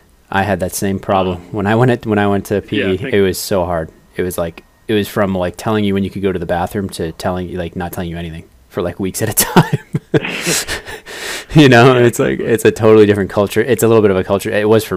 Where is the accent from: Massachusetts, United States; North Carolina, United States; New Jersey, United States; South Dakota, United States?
Massachusetts, United States; Boston; now in South Bay, United States; I'm from Boston originally, but I definitely love it down here. And I'm a little closer to South Bay